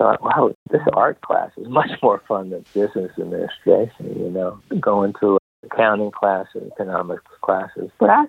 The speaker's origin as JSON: {"language": "English", "region": "New Jersey", "country": "United States", "tie": "born or raised there", "moved": "yes", "said": "I grew up in New Jersey, so somewhere in New York."}